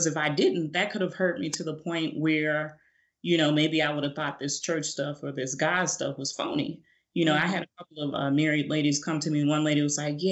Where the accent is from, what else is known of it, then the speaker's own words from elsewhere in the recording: Chicago, Illinois, United States; also born or lived in Phoenix, Arizona; When I was 5 years old, my parents moved me back up to Chicago because my dad is from Chicago